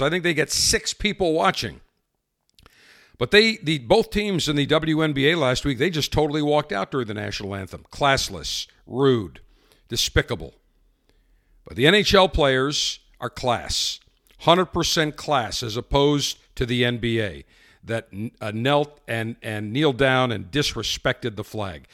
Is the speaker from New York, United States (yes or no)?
yes; Buffalo, New York, United States; my hometown of Buffalo